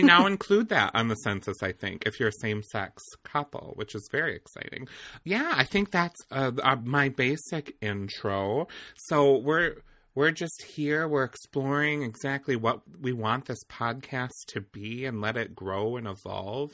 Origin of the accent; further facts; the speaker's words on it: Eau Claire, Wisconsin, United States; also born or lived in Milwaukee, Wisconsin; we grew up in the same area, so we're both from Old, we'll just say Eau Claire